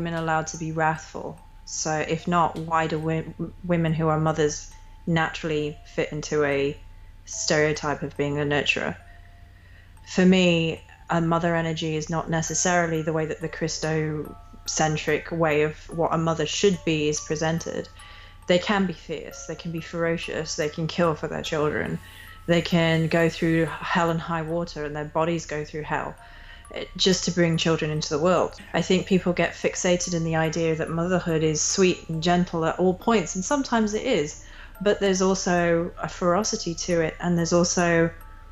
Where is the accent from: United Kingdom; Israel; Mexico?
United Kingdom; England; I grew up in England